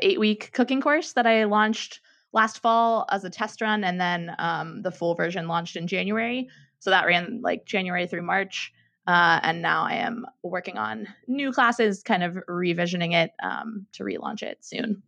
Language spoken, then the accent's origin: English; Pittsburgh, Pennsylvania, United States; moved away as an adult; now in San Francisco, United States; I grew up in Pittsburgh, Pennsylvania, born and raised